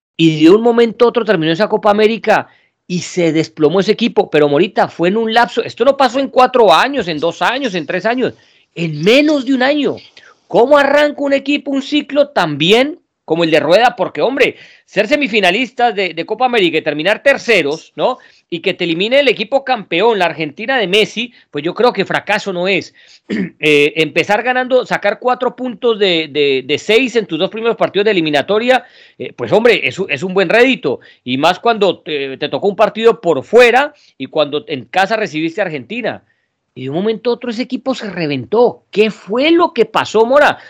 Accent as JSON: {"language": "Spanish", "country": "Colombia", "said": "los que somos colombianos"}